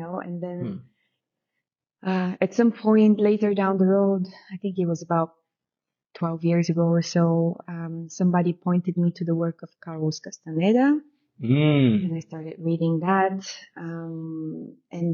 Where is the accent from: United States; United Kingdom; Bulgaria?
Bulgaria; moved away; So I'm originally from Bulgaria, which means that I grew up after communism. I was born during communism and grew up after communism